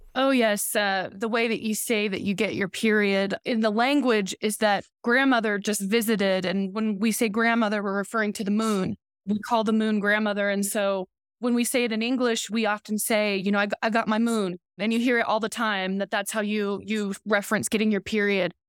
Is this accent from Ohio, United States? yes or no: no; Oklahoma and Southwest Missouri, United States; I'm from the Seneca Cayuga Nation. I grew up in Oklahoma and Southwest Missouri